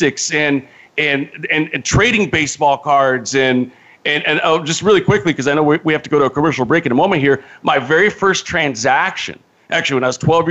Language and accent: English; Modesto, California, United States; I grew up in Northern California in the Central Valley in Modesto.